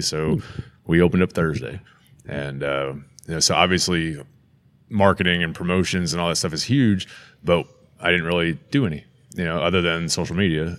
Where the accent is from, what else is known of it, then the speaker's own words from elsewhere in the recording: St. Louis, Missouri, United States; as a child growing up in St. Louis